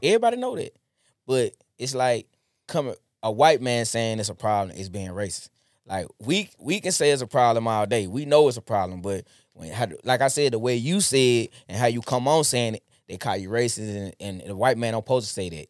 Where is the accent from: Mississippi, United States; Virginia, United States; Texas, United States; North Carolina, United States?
Mississippi, United States; Jackson; I'm born and raised from Jackson. I'm from Vernon District